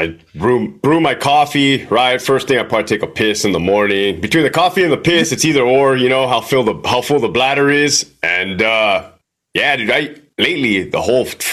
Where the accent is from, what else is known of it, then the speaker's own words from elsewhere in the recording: Brawley, California, United States; Brawley, California, man. Small ass town on the way to Glamis.